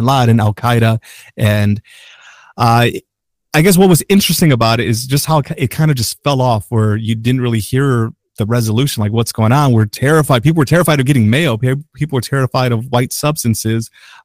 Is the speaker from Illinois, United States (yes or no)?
yes; Chicago, Illinois, United States; We're from Chicago